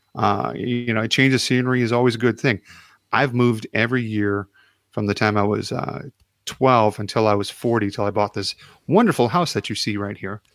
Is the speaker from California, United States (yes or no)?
no; Chicago, Illinois, United States; moved away; I'm from Chicago originally